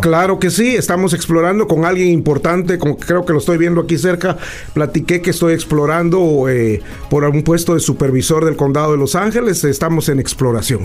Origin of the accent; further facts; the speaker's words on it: Guatemala; now in United States; yo nací orgullosamente en Latinoamérica, en un país, como dice Donald Trump, pedacito así de algo, ah, en Guatemala